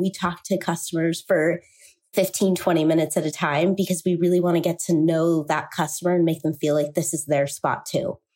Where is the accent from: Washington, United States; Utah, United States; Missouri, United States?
Utah, United States; Salt Lake City; I grew up here, and I was born and raised in Salt Lake City